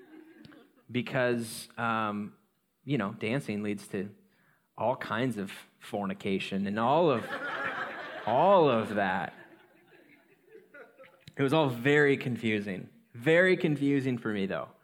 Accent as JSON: {"language": "English", "town": "Coeur d'Alene", "region": "Idaho", "country": "United States", "tie": "born or raised there", "said": "I grew up in North Idaho, Coeur d'Alene"}